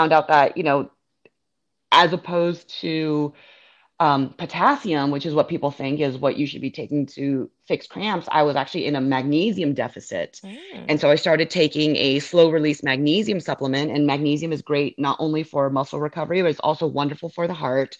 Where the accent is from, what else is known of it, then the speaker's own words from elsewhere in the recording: Northern California, United States; now in Florida, United States; growing up in California